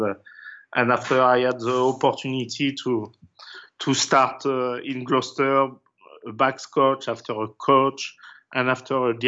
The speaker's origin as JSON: {"language": "English", "country": "France", "also_born_or_lived": "England", "second_language": "English", "moved": "as an adult", "said": "I came from France"}